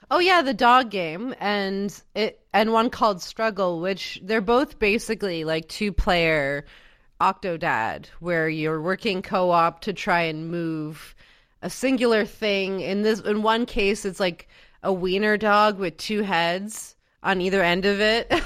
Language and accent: English; Canada; I'm Canadian